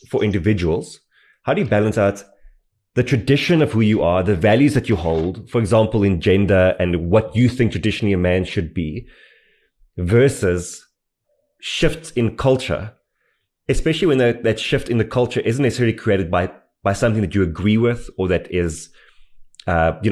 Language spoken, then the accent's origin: English; Edenvale, Gauteng, South Africa; I'm from Edenvale.